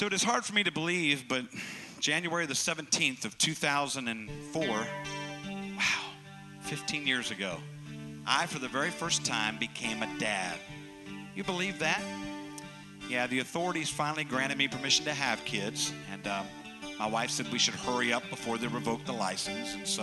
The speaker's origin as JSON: {"language": "English", "town": "Indianapolis", "region": "Indiana", "country": "United States", "also_born_or_lived": "North Carolina / Florida / Spring Hill, Tennessee", "moved": "as an adult", "said": "I am from Indianapolis"}